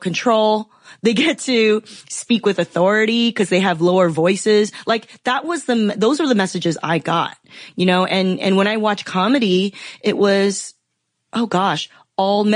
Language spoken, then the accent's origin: English; Los Angeles, California, United States; also born or lived in Taiwan / Philadelphia; I grew up in Southern California. I grew up in the Los Angeles area